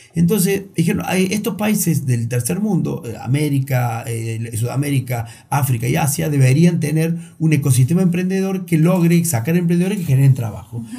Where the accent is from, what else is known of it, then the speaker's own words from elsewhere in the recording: Río Cuarto, Córdoba, Argentina; Yo soy de Río Cuarto